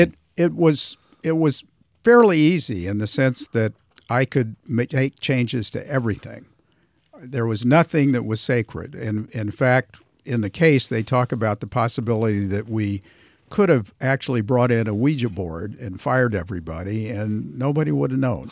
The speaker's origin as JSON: {"language": "English", "town": "Tulsa", "region": "Oklahoma", "country": "United States", "tie": "born or raised there", "also_born_or_lived": "New York", "moved": "as an adult", "said": "growing up in Tulsa"}